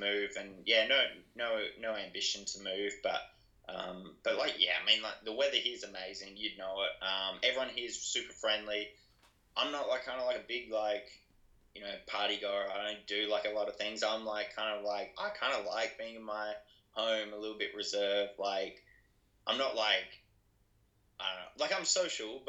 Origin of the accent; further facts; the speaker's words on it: Adelaide, South Australia, Australia; I'm from Adelaide, it's not like we're a country town or anything